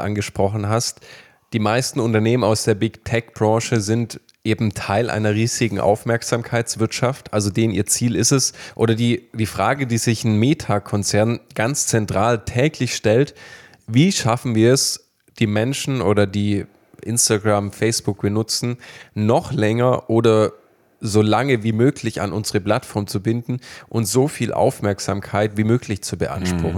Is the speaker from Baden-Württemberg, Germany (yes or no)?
yes; Baden-Württemberg, Germany; wir kommen aus Baden-Württemberg